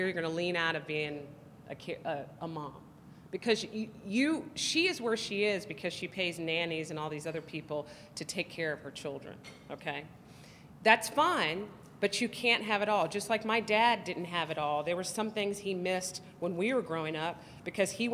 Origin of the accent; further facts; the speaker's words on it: the South, United States; I'm black, I'm conservative, I'm from the South